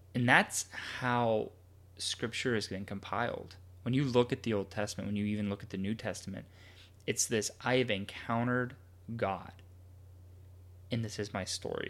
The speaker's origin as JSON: {"language": "English", "country": "United States", "said": "we as a culture, as an American culture"}